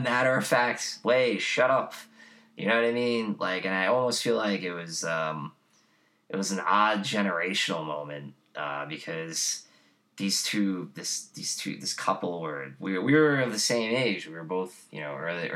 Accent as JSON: {"language": "English", "town": "New York City", "region": "New York", "country": "United States", "tie": "born or raised there", "said": "when I was growing up in Whitestone in our attached house"}